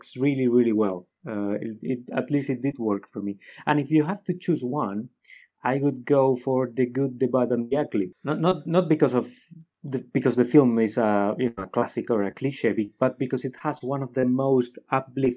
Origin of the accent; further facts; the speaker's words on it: Guadalajara, Castilla-La Mancha, Spain; it's a small town called Guadalajara, which is 1 hour away from Madrid. It's my hometown